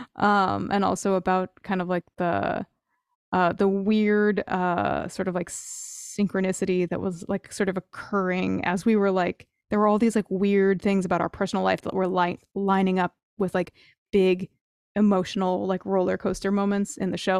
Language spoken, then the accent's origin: English; New Jersey, United States; I grew up in New Jersey.